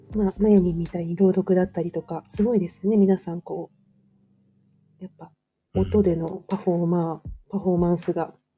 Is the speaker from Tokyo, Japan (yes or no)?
no; Osaka, Japan; moved away; 私も関西ですよ。大阪です、生まれと育ちは。